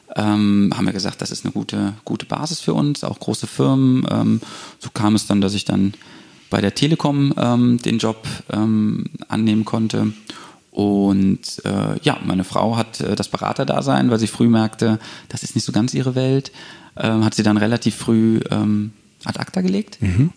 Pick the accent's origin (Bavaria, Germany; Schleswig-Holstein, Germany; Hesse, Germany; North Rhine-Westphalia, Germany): North Rhine-Westphalia, Germany; Bonn; moved away as an adult; also born or lived in Munich; Ich bin gebürtiger Bonner